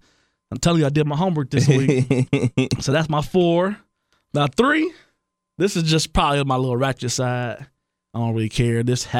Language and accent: English; Blaine, United States; Yeah, I'm from Blaine.